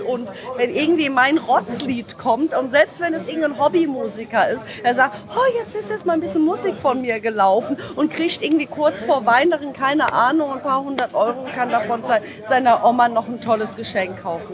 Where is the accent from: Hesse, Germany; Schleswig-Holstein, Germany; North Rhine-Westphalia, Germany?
North Rhine-Westphalia, Germany; Düsseldorf; ich komme aus Düsseldorf